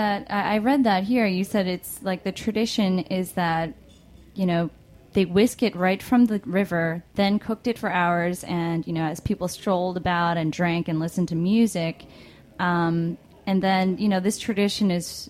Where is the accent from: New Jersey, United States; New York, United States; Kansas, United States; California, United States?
New York, United States; New York City; as a New Yorker, I'm like, no way.